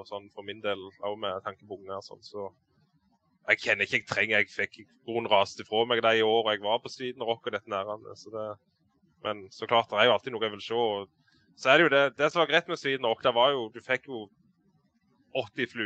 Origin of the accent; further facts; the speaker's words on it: Varhaug, Rogaland, Norway; jeg er fra Varhaug på Jæren, sør for Bryne.